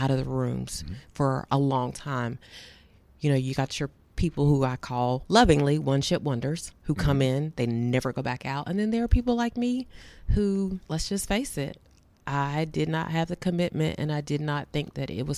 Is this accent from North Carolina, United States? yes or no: yes; Durham, North Carolina, United States; I'm from Durham, North Carolina.